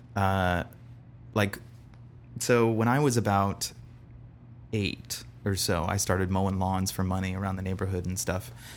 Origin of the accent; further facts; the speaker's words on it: Bradenton, Florida, United States; originally born in Bradenton, Florida